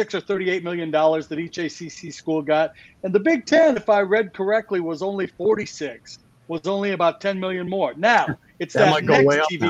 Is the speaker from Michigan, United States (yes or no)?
yes; Detroit, Michigan, United States; I grew up in the Midwest. I grew up in Detroit